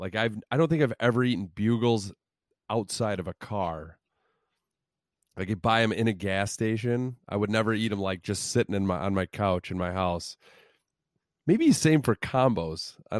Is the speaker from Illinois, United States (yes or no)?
yes; Illinois, United States; Growing up in Central Illinois, there were a lot of bus trips to Cubs games